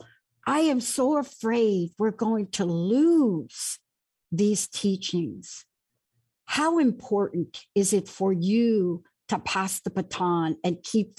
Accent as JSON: {"language": "English", "town": "New York City", "region": "New York", "country": "United States", "tie": "born or raised there", "said": "I'm a kid from the Bronx, New York"}